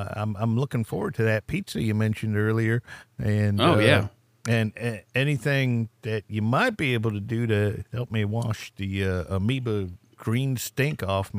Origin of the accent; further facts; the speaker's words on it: Massachusetts, United States; I'm actually not from New Jersey. I am from Massachusetts.